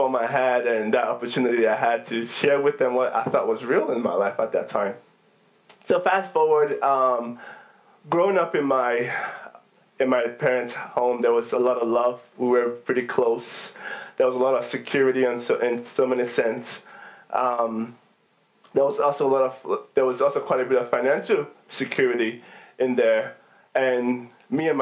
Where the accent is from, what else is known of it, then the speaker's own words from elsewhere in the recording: Nigeria; now in United States; growing up in Nigeria was pretty fun